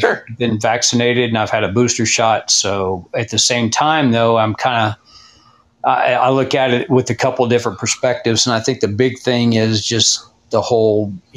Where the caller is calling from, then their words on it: Texas, United States; I'm calling in from Texas.